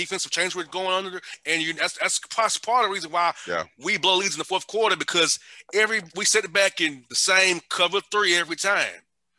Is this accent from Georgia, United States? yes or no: yes; Atlanta, Georgia, United States; The Atlanta Falcons here, right here in my hometown, my backyard.